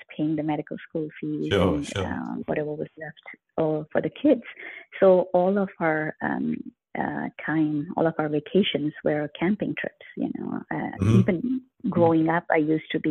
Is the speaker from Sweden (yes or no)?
no; India; moved away; I have been to a lot of places in India because I grew up in India